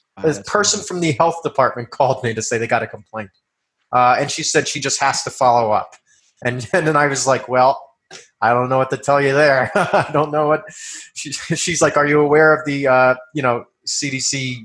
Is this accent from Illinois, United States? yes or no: no; New York, United States; moved away; I'm from New York originally